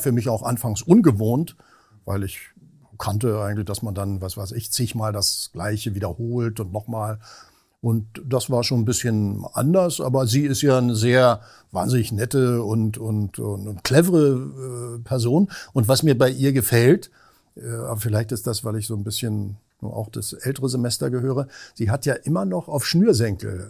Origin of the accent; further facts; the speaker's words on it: Berlin, Germany; moved away as an adult; also born or lived in Weimar / Vienna / Cologne; now in Hamburg, Germany; ich eigentlich Berliner bin. Also in Berlin groß geworden, geboren bin ich ja in Weimar.